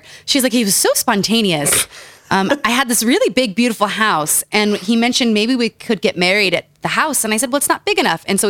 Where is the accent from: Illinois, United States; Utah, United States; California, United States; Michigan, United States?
Utah, United States; Growing up in Utah.